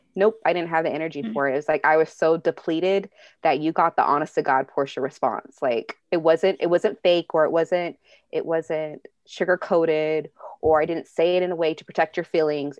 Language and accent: English; Bay Area, California, United States; moved away; I'm from the Bay Area, and I had to move to Southern California with family